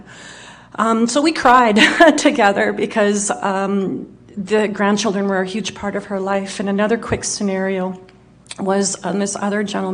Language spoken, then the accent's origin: English; Winnipeg, Manitoba, Canada; Born and raised in Winnipeg